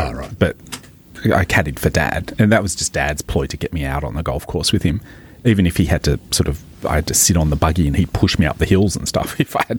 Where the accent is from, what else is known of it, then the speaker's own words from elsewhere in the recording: Maitland, New South Wales, Australia; I grew up playing golf in Maitland Golf Club in the Hunter Valley